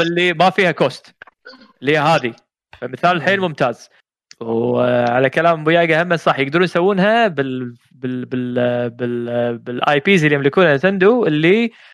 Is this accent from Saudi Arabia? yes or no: no; Kuwait; هنا عندنا بالكويت